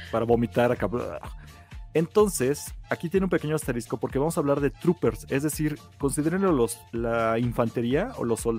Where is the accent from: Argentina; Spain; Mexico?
Mexico; Somos los mexicanos favoritos.